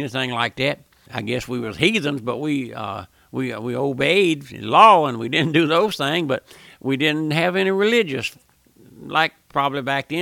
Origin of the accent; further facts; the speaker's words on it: South Louisiana, United States; I was born and raised here in South Louisiana